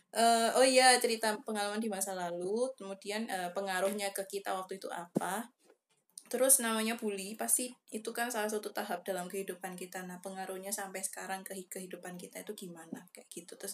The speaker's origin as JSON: {"language": "Indonesian", "region": "Banten", "country": "Indonesia", "said": "aku orang Banten."}